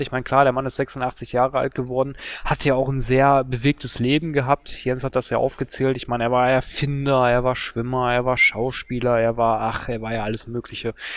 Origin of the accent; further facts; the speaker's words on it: Duisburg, North Rhine-Westphalia, Germany; in meiner Heimatstadt Duisburg